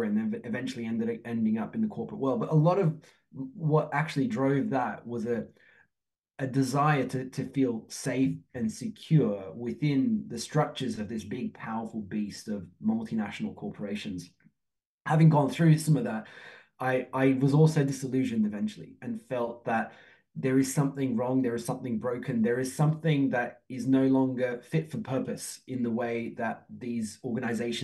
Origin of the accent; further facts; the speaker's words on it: Australia; moved away as an adult; also born or lived in Turkey; now in Oxford, United Kingdom; I'm from Turkey originally, grew up in Australia, live in the UK